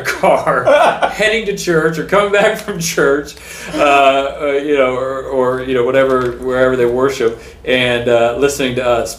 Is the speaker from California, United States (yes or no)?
yes; San Francisco, California, United States; I was born in San Francisco, born and raised.